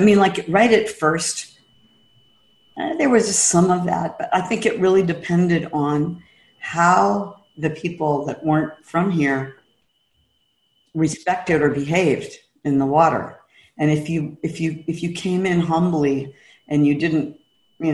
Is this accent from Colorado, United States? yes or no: no; San Francisco, California, United States; now in Kauai, United States; I was born and raised in San Francisco